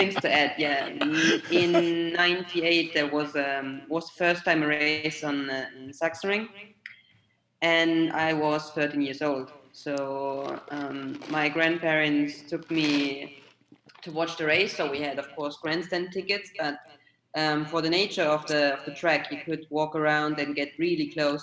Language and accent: English; Germany; now in Italy; I'm from Germany, I moved to Italy